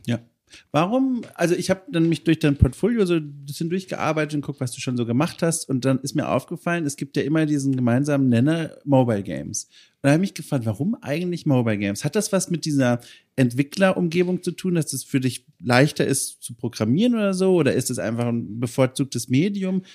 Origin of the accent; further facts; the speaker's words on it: Southern Germany, Germany; moved away as an adult; also born or lived in Berlin; now in Hamburg, Germany; ich komme ja aus Süddeutschland